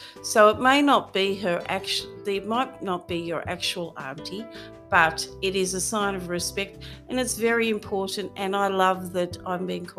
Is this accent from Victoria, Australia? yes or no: no; Sydney, New South Wales, Australia; I was born in Sydney, but my Aboriginal grandma comes from northern central Queensland and she's a Wanamurra woman, so I class myself as a Wanamurra woman.